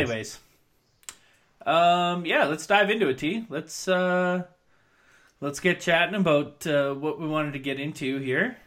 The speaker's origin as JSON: {"language": "English", "town": "Williams Lake", "region": "British Columbia", "country": "Canada", "moved": "yes", "said": "I come from Williams Lake, which is very reliant on the logging industry"}